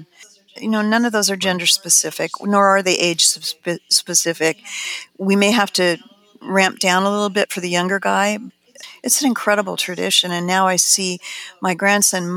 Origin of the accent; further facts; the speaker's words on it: Pasadena, California, United States; also born or lived in Highland Park, California / Altadena, California; the things that I got to do when I was growing up in Highland Park and Pasadena and Altadena and Arroyo Seco